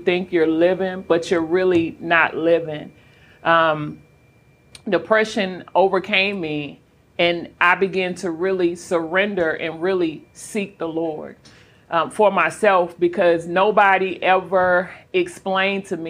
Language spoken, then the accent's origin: English; Charlotte, North Carolina, United States; moved away as an adult; born and raised in Charlotte, North Carolina